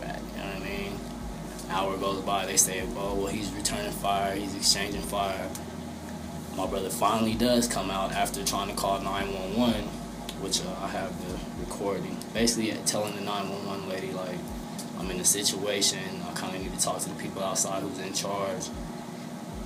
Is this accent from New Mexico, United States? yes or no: yes; Albuquerque, New Mexico, United States; I was born in the South Broadway neighborhood, Albuquerque, New Mexico, 1300 block